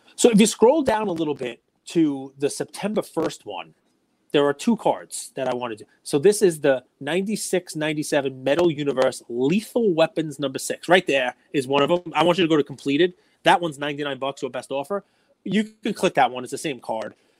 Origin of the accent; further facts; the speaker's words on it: New York, United States; I'm a New Yorker.